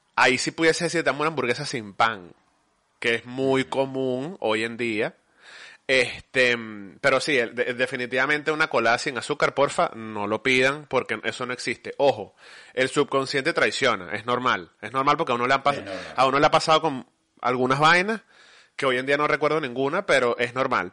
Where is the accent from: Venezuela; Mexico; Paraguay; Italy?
Venezuela; moved away as an adult; also born or lived in United States; now in Spain; salí de Venezuela